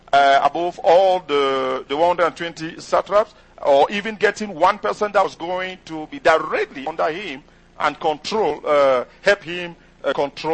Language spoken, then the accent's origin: English; Cameroon; first language French; English is a second language; moved away as an adult; now in United States; my first language is not English, is actually French. And I did, my parents are from the English-speaking side, but I did French education